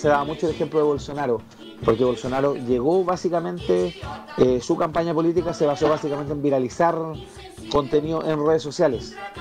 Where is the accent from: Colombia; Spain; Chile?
Chile; los chilenos